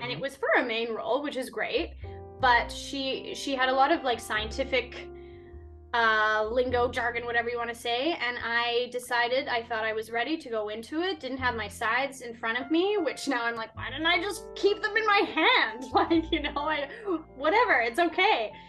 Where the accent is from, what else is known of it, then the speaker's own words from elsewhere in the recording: Winnipeg, Manitoba, Canada; moved away as an adult; now in Vancouver, Canada; I'm originally from Winnipeg, so I went to the University of Winnipeg